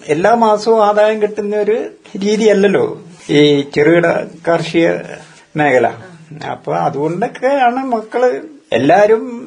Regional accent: Wayanad, Kerala, India; also born or lived in Thavinhal panchayat / Edavaka panchayat; വയനാട്ടുകാരൻ തന്നെയാണ് വയനാട്ടിൽ വന്ന പിന്നെയാണ് ജനിച്ചത്

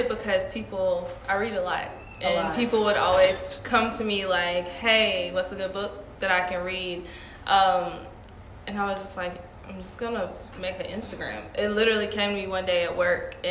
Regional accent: Millington, Tennessee, United States; moved away as an adult; also born or lived in Nashville, Tennessee; now in Atlanta, United States; I'm from Millington, Tennessee

